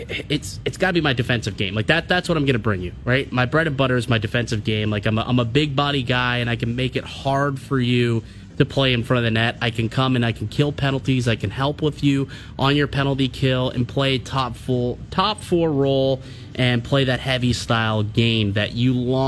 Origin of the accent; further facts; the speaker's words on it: Russia; English is a second language; I'm from Russia, so, like, I didn't play the North American game until I was into my 20s.